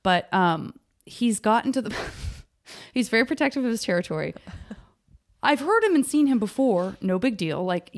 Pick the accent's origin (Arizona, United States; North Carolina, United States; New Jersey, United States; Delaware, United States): Arizona, United States